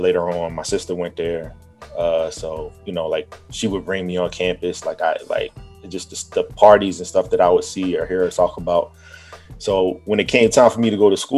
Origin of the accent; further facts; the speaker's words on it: Norfolk, Virginia, United States; I grew up in Norfolk, born and raised.